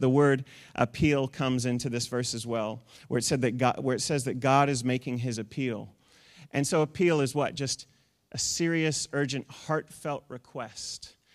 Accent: New Zealand; moved away; also born or lived in United States; we're from New Zealand

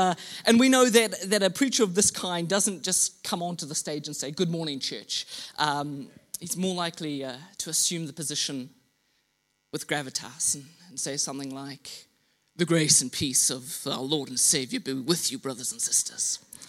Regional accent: Mozambique; also born or lived in Kenya; Growing up in rural Mozambique, I was the son of missionaries. And so I grew up in Southeast Africa, in Mozambique. I was educated in Kenya.

